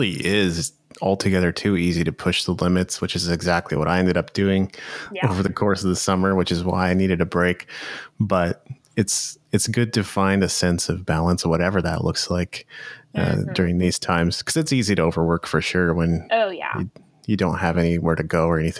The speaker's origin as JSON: {"language": "English", "country": "Japan", "tie": "born or raised there", "lives_now": "Canada", "said": "'Cause I grew up in Japan, so I knew that side of things. When I returned to Canada, I had no idea who any of these artists were."}